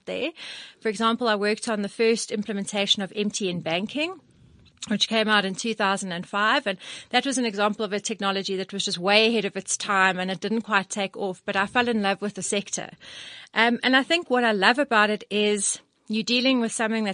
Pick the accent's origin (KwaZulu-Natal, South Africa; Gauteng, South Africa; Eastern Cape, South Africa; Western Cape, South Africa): Gauteng, South Africa; Johannesburg; I'm a Joburg all through and through. And I love Joburg